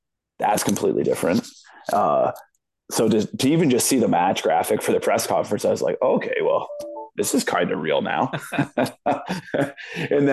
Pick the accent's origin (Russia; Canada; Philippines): Canada; London, Ontario; my hometown of London